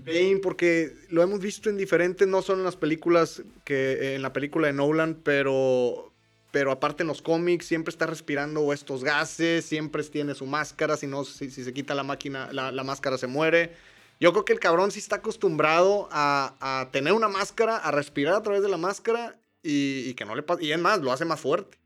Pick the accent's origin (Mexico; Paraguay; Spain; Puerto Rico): Mexico; somos mexicanos